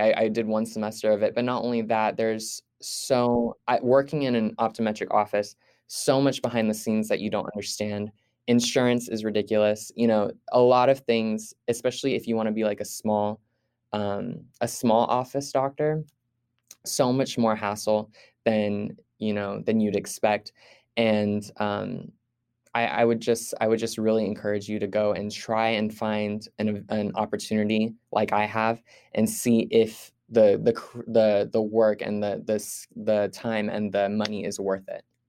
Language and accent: English; Fresno, California, United States; also born or lived in Visalia, California; I was born in Visalia, California, and moved to Fresno, California as a child.